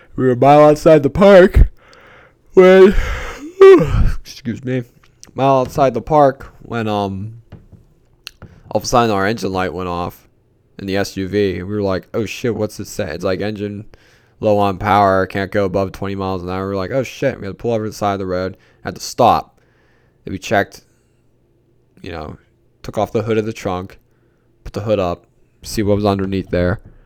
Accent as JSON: {"language": "English", "town": "Pittsburgh", "region": "Pennsylvania", "country": "United States", "said": "I'm from Pittsburgh"}